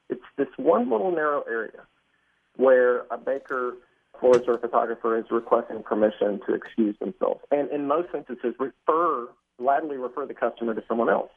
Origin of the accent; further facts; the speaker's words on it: Dallas, Texas, United States; my hometown of Dallas